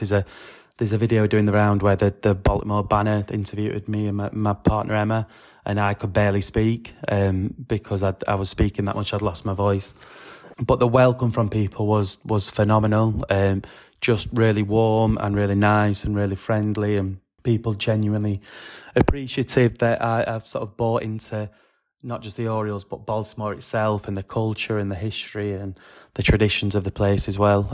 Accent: England, United Kingdom; back in England

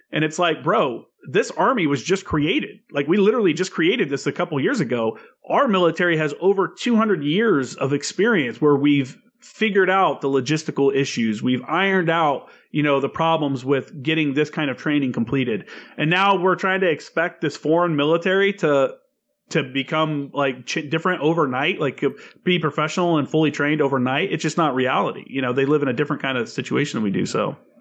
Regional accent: Tennessee, United States; also born or lived in Indiana; I'm from Indiana and Tennessee is where I grew up

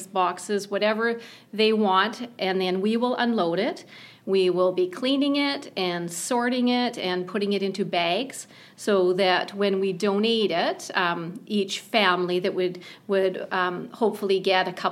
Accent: Canada; moved away; I'm from Canada

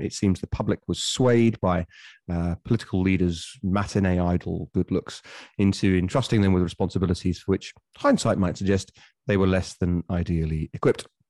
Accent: Bury St Edmunds, East of England, United Kingdom; my hometown of Bury Saint Edmunds

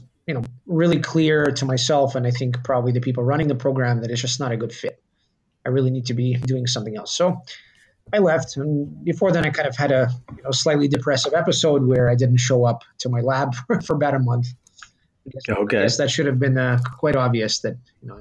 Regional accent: Kentucky, United States; English is a second language; now in New York, United States; I grew up in Kentucky

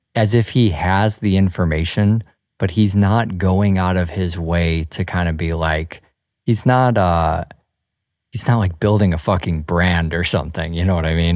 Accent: Midwest, United States; I grew up in the Midwest

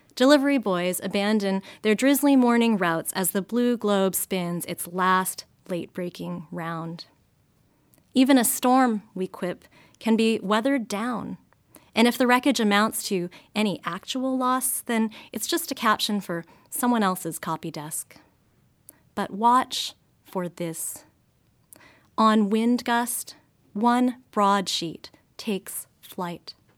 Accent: United States; I was born and raised in the States

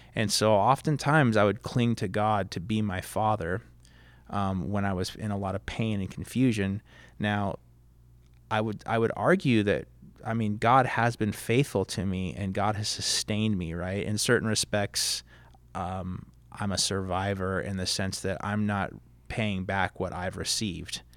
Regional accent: Fountain Valley, California, United States; also born or lived in Long Beach, California; I was born in Long Beach, but my parents bought their first home in Fountain Valley, so I was sort of a product of suburbs.

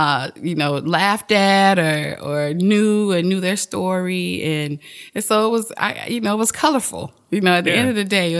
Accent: Delray Beach, Florida, United States; Delray. Okay. Delray Beach is definitely my hometown. That's where my roots are, I guess.

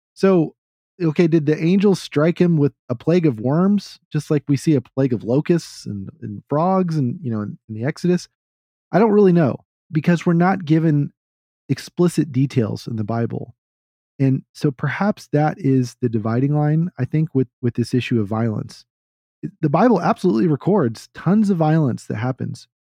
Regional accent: Texas, United States; I'm a Texan

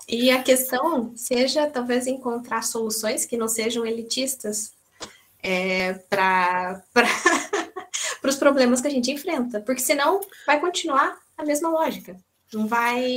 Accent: Brazil; now in Portugal; eternamente brasileira

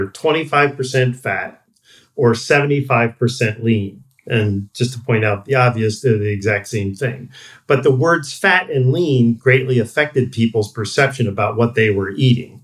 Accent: New York, United States; I grew up in New York

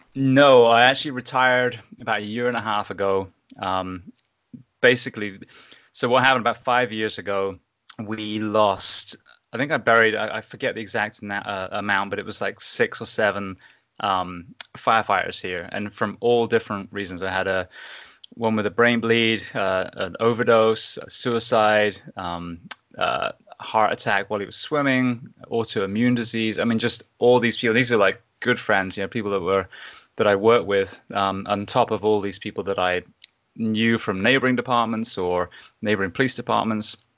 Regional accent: England, United Kingdom; moved away as an adult; also born or lived in Japan; now in Ocala, United States; I grew up in England

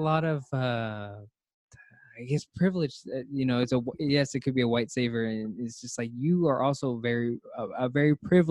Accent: Cleveland, Ohio, United States; born there; I was born in Cleveland, Ohio.

